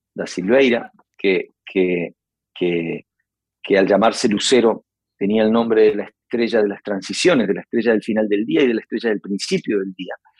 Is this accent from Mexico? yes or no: no; Uruguay; con este acento que tengo y con esta manera de tocar la guitarra, y esta manera de escribir que la aprendí en mi país